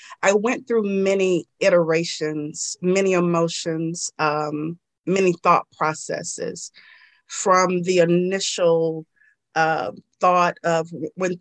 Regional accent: Georgia, United States; I'm a Southern girl, born and raised in Georgia

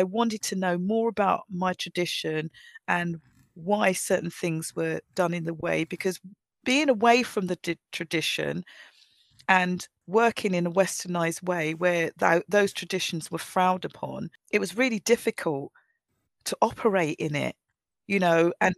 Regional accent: Nigeria; I was very shy as a young person, and maybe that was because I was, as growing up in Nigeria, I was told we was, you know, you seen but not heard

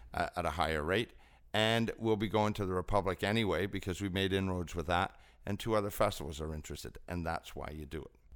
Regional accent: Scotland, United Kingdom; also born or lived in Ontario, Canada; now in Canada; I'm Scottish

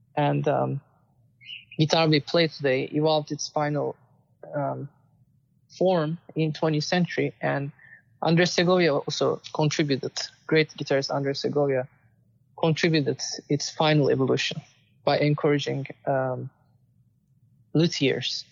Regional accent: Istanbul, Turkey; moved away as an adult; also born or lived in Austin, Texas / New Jersey; now in United States; I was born in Istanbul and I won many competitions uh, growing up and um, came to United States for my master's

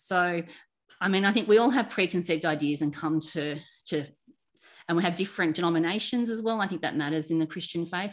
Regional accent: Sydney, New South Wales, Australia; I grew up in Sydney on the northern beaches

